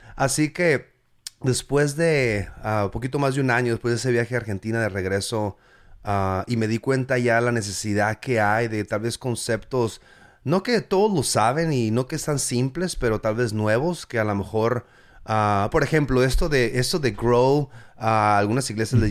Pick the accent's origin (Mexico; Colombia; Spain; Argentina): Mexico; now in United States; yo soy mexicano, mexican 100%, ¿me entiendes? O sea, yo, soy, yo crecí allá